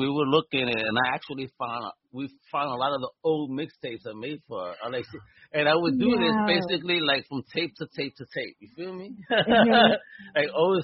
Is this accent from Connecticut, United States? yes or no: no; New York City, New York, United States; I'm OG from Brooklyn.